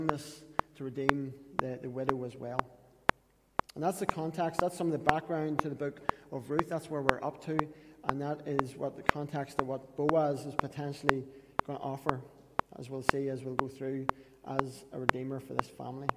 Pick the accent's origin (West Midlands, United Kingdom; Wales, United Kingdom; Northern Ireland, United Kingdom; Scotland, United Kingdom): Northern Ireland, United Kingdom; Katesbridge; That's literally where we're from.